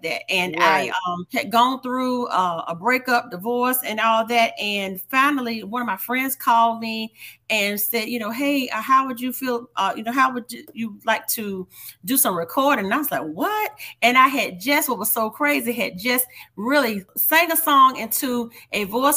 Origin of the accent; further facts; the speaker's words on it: North Carolina, United States; now in Hampton Roads, Virginia, United States; my roots originate in North Carolina, from North Carolina. I still always say, I'm a North Carolina girl